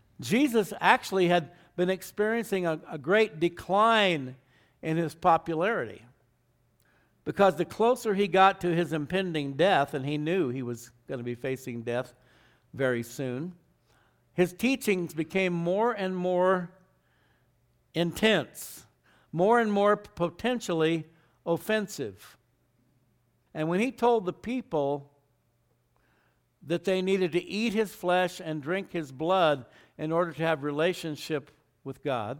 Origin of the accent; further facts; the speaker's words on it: Arizona, United States; also born or lived in Southern California; now in Albuquerque, United States; I grew up in Arizona, where they were everywhere. Then I lived in Southern California